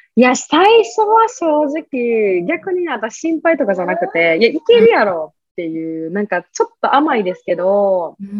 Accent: Kansai, Japan

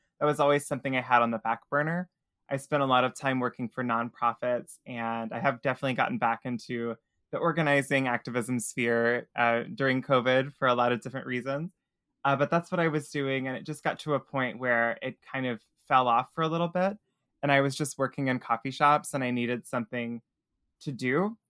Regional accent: Tennessee, United States; now in New Orleans, United States; So I'm originally from Tennessee. I was born in a really rural corner of Tennessee that not a lot of people would recognize the name of. But we moved all over, and I was just trying to get it.

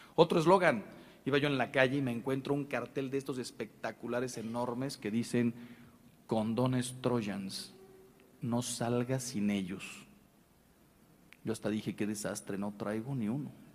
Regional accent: Mexico; se lo digo yo como mexicano

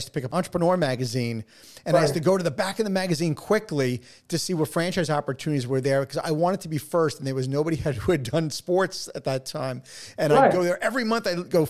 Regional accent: New York, United States; accent: New York; You know, my New York accent over the last 25 years has kind of dissipated, but once I get back talking to a New Yorker and we get like, you know, we get the passion going, that's it.

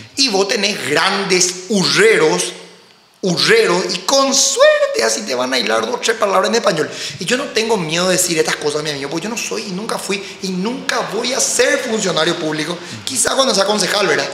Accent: Paraguay; also born or lived in United States; como paraguayo

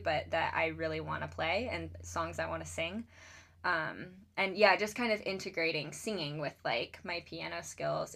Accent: Charleston, South Carolina, United States; moved away as an adult; now in Seattle, United States; I grew up in Charleston, South Carolina, and I moved out to Seattle in, um, I believe it was 2018 for school.

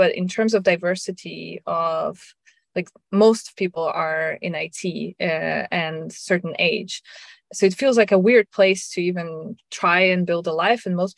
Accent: Russia; English is a second language; my parents moved me at a very young age to Russia, and I grew up in Russia thinking, well, we're going to stay this, you know, one more year.

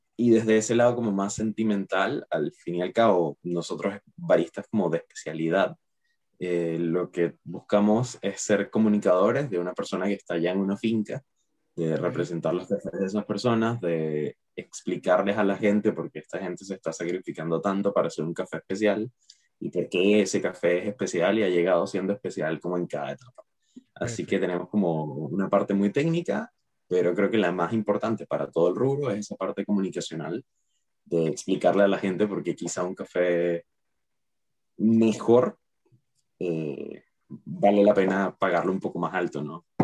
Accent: Caracas, Capital District, Venezuela; moved away as an adult; now in Chile; me cambié de país, me vine para acá de Chile, yo soy de Caracas, Venezuela

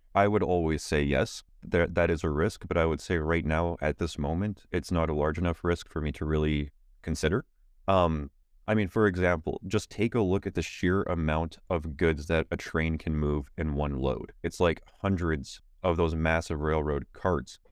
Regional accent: Canada; as a Canadian

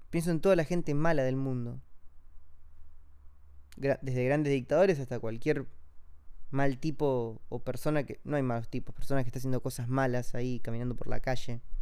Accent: Amazon, Brazil; born there; yo nací acá en Brasil, en el medio de la selva amazónica

